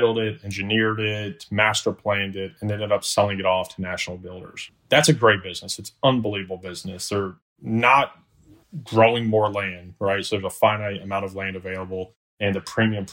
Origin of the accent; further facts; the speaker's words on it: Orlando, Florida, United States; also born or lived in Alabama; born and raised in Orlando, Florida